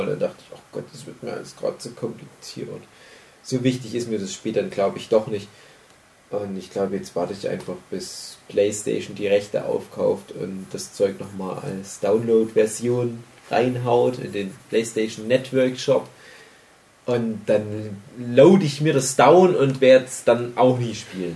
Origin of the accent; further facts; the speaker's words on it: Germany; bei uns in Deutschland